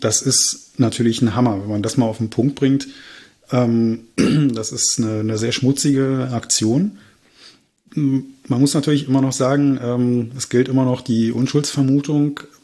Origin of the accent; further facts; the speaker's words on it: Berlin, Germany; moved away; ich komme ursprünglich aus Reinickendorf